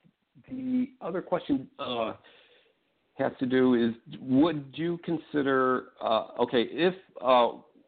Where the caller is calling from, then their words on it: Chicago, Illinois, United States; I'm calling from Chicago.